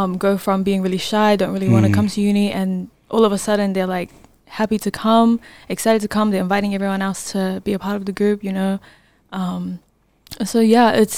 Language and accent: English; Auckland, New Zealand; I'm from South Auckland, New Zealand, born and raised.